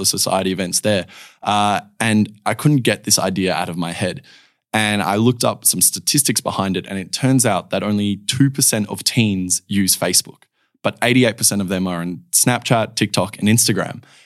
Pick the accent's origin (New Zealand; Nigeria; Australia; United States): Australia; Perth, Western Australia; I was born here in Perth, uh, born and raised